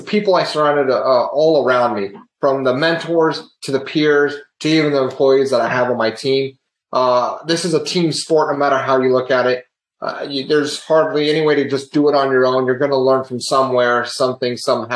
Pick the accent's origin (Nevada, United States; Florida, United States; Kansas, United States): Kansas, United States; also born or lived in California; now in Augusta, United States; born in California, raised in Kansas